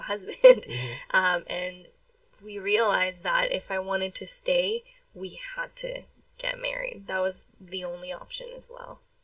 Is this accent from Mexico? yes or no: yes; Mexico; moved away; I was born in Mexico